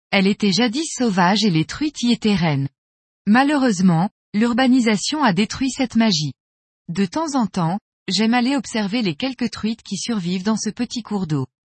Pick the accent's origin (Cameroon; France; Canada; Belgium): France; Normandy; Je pêche depuis mon enfance dans le Nord Cotentin, en Basse-Normandie.